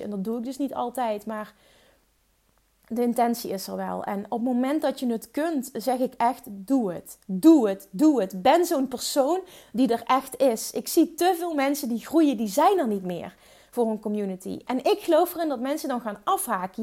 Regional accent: Limburg, Netherlands; accent: Limburgs; Ik heb een stom Limburgs accent.

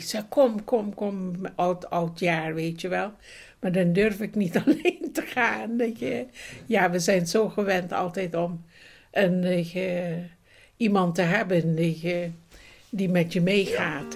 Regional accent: Bandung, West Java, Indonesia; moved away; also born or lived in Roermond, Netherlands / London, United Kingdom; ik uit Bandung kwam.

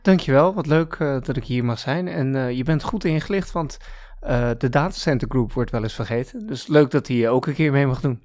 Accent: Gouda, South Holland, Netherlands; also born or lived in Canada / Iran; En toen ik een jaar of zeven was, ben ik weer, of zijn we weer naar Nederland gekomen. Naar the lovely city of Gouda

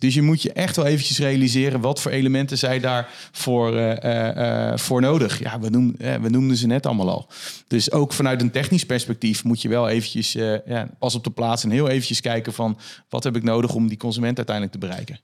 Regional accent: Netherlands; als Hollander

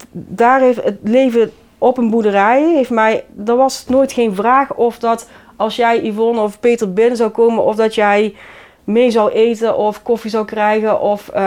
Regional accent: Nairobi, Kenya; now in Vught, Netherlands; En ehm, daar kom ik dan graag voor uit Kenia.

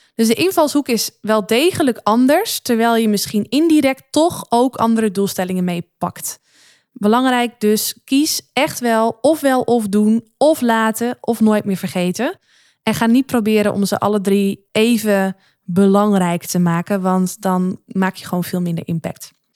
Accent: Noordoostpolder, Flevoland, Netherlands; waar ik vandaan kom uit de Noordoostpolder

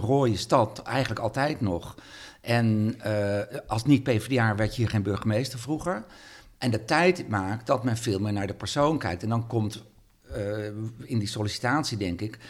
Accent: Sneek, Friesland, Netherlands; now in Leeuwarden, Netherlands; ik kom uit Sneek

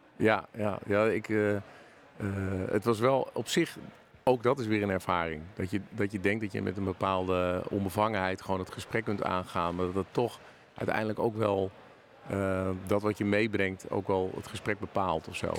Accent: Hilversum, North Holland, Netherlands; Ik kom dus ehm, oorspronkelijk uit Hilversum en ben dus een tijdje weg geweest en nu weer, nu weer terug.

